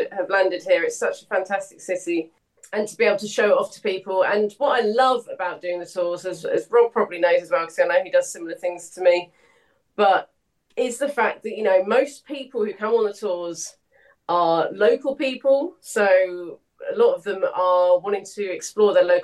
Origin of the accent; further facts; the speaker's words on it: St Austell, South West England, United Kingdom; I grew up in St Austell in Cornwall